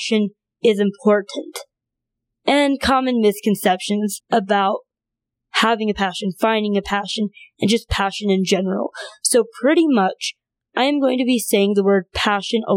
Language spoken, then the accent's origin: English; North Dakota, United States; also born or lived in China; I was born in China and grew up in North Dakota